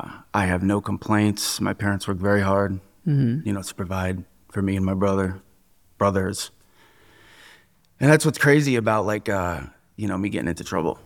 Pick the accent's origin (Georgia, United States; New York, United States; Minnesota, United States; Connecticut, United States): Connecticut, United States; New Fairfield; I grew up in New Fairfield, Connecticut. I went to New Fairfield High School.